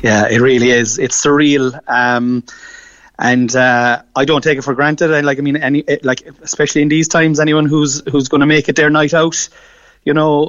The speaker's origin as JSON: {"language": "English", "town": "Killavullen", "region": "Munster", "country": "Ireland", "said": "but we live in Killavullen here in North Cork, but I say that, we're from Killavullen"}